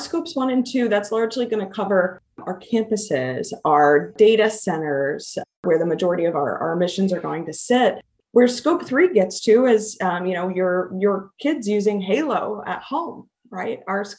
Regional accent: Midwest, United States; You know, I come from the Midwest, and service to community and service to others have just been tenets of how I have grown up.

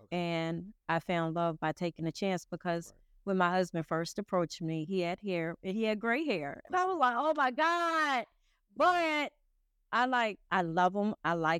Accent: Philadelphia, Pennsylvania, United States; I am.

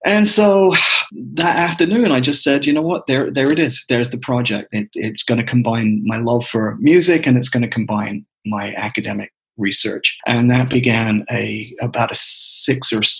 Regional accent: England, United Kingdom; moved away as an adult; I was born in 1960 and was born and raised in England.

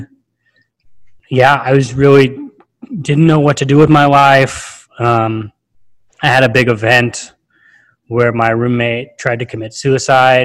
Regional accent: Fresno, California, United States; moved away as an adult; now in Atlanta, United States; I'm currently living in Atlanta. I'm originally from Fresno, California, so right in the Central Valley

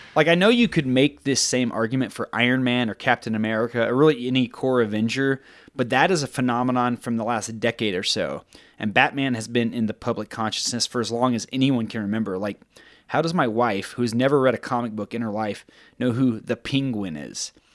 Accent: Texas, United States; moved away; I'm from Texas

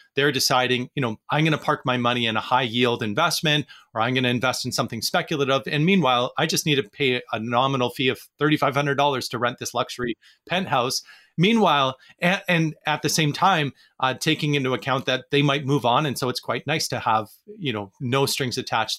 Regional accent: Vancouver, British Columbia, Canada; in Vancouver, where I'm from

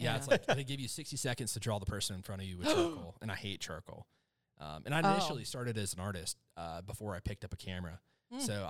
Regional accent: Miami, Florida, United States; moved away; So I'm from Florida

